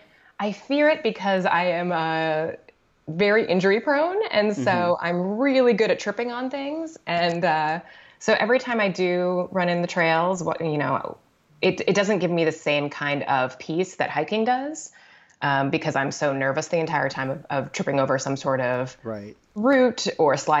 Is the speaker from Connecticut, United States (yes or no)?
yes; Connecticut, United States; moved away; also born or lived in Brooklyn, New York; growing up in Connecticut